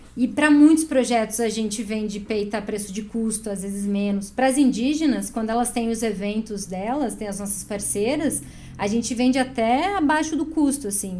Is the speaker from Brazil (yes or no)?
yes; Chapecó, Santa Catarina, Brazil; moved away as an adult; now in Curitiba, Brazil; eu sou de Chapecó